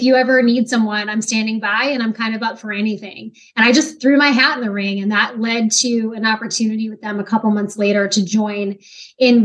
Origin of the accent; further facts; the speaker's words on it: Kent, Washington, United States; moved away as an adult; also born or lived in Utah; now in Virginia Beach, United States; I grew up in a small city called